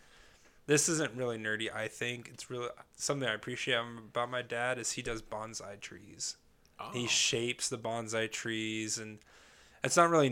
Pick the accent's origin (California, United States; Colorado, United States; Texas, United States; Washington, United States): Washington, United States; I'm from the Great Northwest, Washington State.